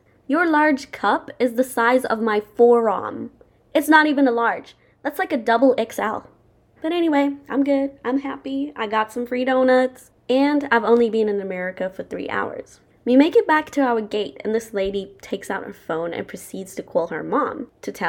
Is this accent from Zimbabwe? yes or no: yes; Zimbabwe; now in United States; when I tell people where I'm from, I always say Zimbabwe